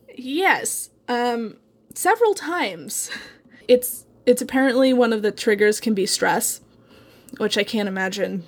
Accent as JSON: {"language": "English", "town": "Eugene", "region": "Oregon", "country": "United States", "tie": "born or raised there", "said": "Ken Kesey is, like, my hometown hero"}